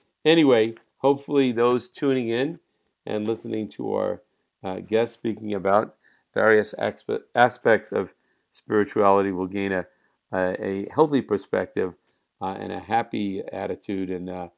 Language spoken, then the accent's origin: English; New Jersey, United States; I grew up in New Jersey, a few miles from New York City.